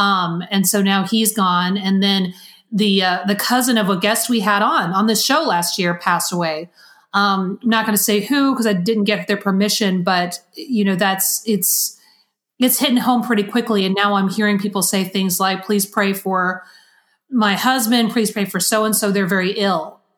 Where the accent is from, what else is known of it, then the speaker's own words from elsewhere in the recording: the South, United States; accent: Southern; I thought it was just my latent Southern accent that throws random R's and things.